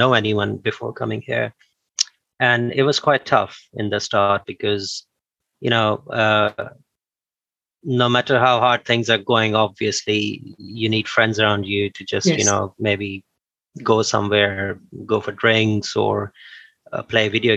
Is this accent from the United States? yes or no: no; Pakistan; moved away as an adult; now in Bristol, United Kingdom; in my country, in Pakistan, I'm from Pakistan